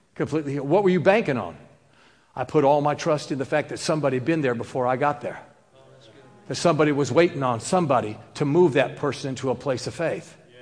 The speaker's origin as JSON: {"language": "English", "region": "New York", "country": "United States", "said": "I'm, I'm New Yorker"}